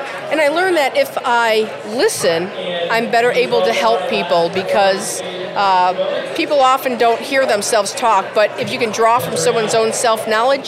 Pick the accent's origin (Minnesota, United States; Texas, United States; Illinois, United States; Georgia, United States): Illinois, United States; Chicago; now in Norman, United States; I grew up in Chicago